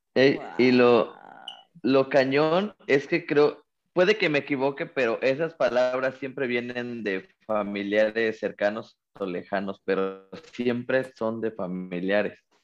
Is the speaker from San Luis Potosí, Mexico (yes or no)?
no; Cuautla, Morelos, Mexico; también soy paisano y soy de Cuautla